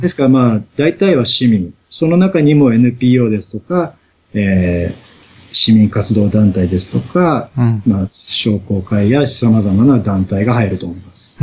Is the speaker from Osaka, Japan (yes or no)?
no; Yokohama, Kanagawa, Japan; now in Toda, Japan; は生まれも育ちも横浜の浜っ子なんです